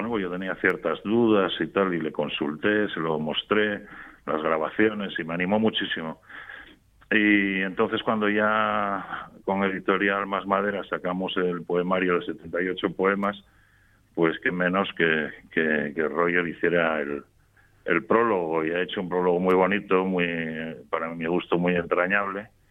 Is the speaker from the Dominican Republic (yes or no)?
no; Gijón, Asturias, Spain; moved away as an adult; also born or lived in Madrid; yo soy de Gijón y, me fui con 18 años para Madrid